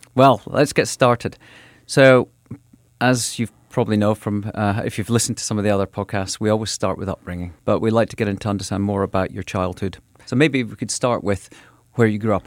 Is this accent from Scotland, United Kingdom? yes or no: yes; west and north of Scotland, United Kingdom; moved away as an adult; now in New York, United States; when I was growing up running around in fields and, and sort of the west and north of Scotland